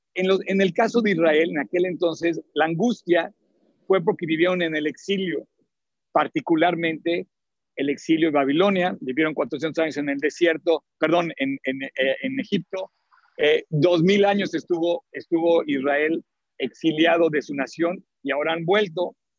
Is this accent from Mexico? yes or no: yes; Mexico; soy mexicano